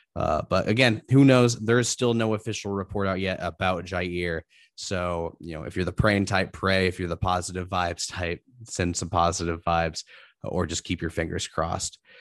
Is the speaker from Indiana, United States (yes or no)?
yes; Indianapolis, Indiana, United States; growing up in Indianapolis